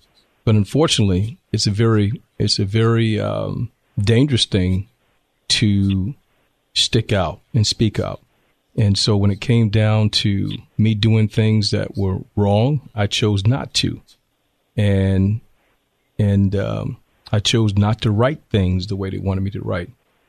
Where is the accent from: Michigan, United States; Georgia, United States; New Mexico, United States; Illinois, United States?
Georgia, United States; Augusta; moved away as an adult; also born or lived in Washington, D.C.; now in Temecula, United States; I was born in Washington, D.C., but I claim Augusta, Georgia as my home. That's where I grew up. That's where my heart is. That's where my base is. And grew up in Augusta, Georgia, lived in the bottom, lived in the Delta Manor housing projects.